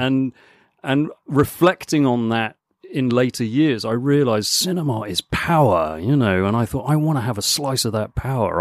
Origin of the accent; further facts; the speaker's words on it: Hong Kong; moved away; also born or lived in Canterbury / Guildford / London; I was born and grew up in Hong Kong